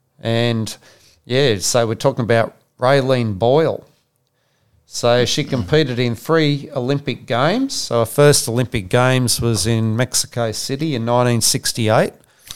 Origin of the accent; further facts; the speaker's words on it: Sydney, New South Wales, Australia; born there; So I was born in Sydney in 1943, and I'm a former Australian soccer player, coach, administrator, writer and broadcaster.